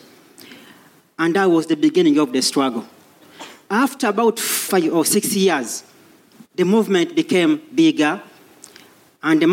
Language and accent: English; Uganda; moved away as an adult; now in London, United Kingdom; I come from Uganda originally.